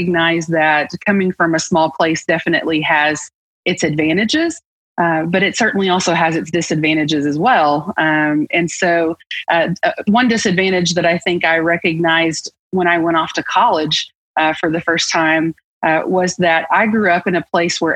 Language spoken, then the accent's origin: English; Arkoma, Oklahoma, United States; I grew up in Eastern Oklahoma, a small town, a rural town called Arkoma